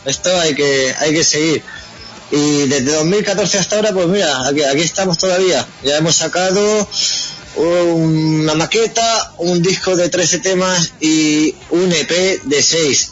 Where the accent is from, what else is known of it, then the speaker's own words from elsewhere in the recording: Region of Murcia, Spain; murcianos somos un poco redneck